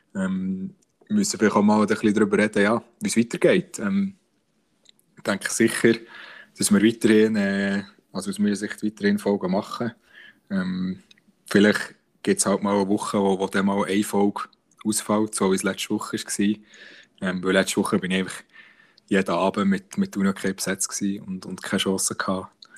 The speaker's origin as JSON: {"language": "German", "region": "Bern", "country": "Switzerland", "said": "uns Berner"}